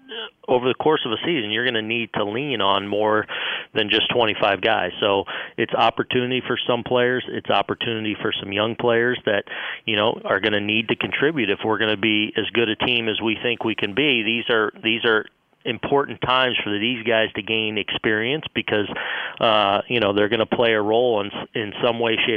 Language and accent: English; West Coast, United States; I'm from the West Coast